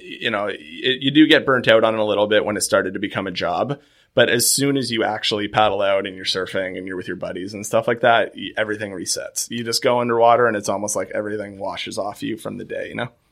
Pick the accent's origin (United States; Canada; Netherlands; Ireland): Canada; Nova Scotia; growing up in Nova Scotia, it's always seems like someone's either a Bruins fan